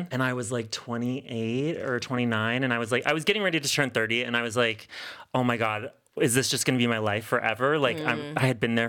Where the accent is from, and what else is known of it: Maryland, United States; born or raised there